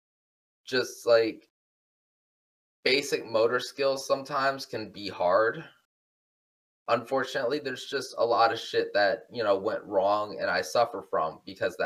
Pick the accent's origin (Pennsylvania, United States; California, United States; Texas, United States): Texas, United States; Houston; also born or lived in Magnolia, Texas; I am from Houston, and I'm still residing currently in Houston.